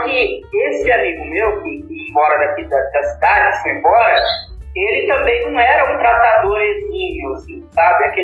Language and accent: Portuguese; Campo Grande, Mato Grosso do Sul, Brazil; also born or lived in Cuiabá, Mato Grosso; em Cuiabá, aí eu nasci lá, mas quando eu tinha, quando eu era bebê ainda, meu pai já mudou pra cá, pra, pra Campo Grande. Eles vieram pra cá, e aí eu fui criado aqui. Eu praticamente eu sou mato-grossense, né?